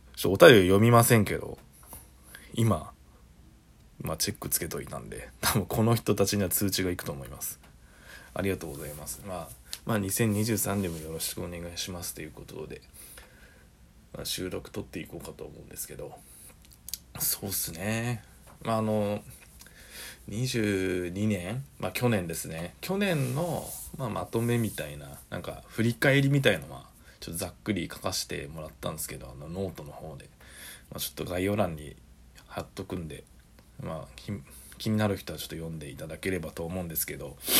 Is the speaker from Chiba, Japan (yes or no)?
no; Saitama, Japan; also born or lived in Osaka; 僕が帰ってきたのも地元に帰ってきたのも